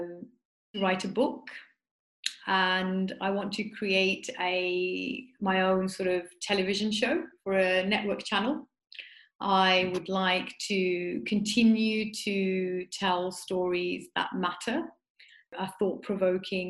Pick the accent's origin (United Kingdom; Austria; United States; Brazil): United Kingdom; Smethwick, West Midlands; I grew up in Smethwick, which is it's quite, you know, predominantly Asian area where I grew up